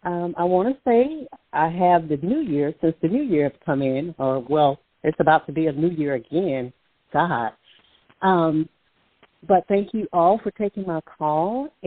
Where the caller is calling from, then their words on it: Alabama, United States; caller from Alabama.